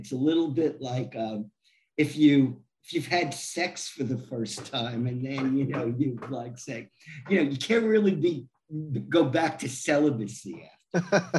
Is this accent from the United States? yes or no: yes; New York, United States; I grew up in New York. I remember Bruno Sammartino selling out Madison Square Garden.